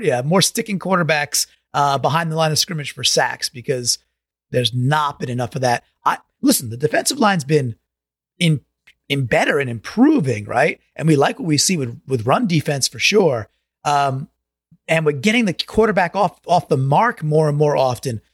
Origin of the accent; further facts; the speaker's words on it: Long Island, New York, United States; growing up in Long Island, where you couldn't get Seahawks garb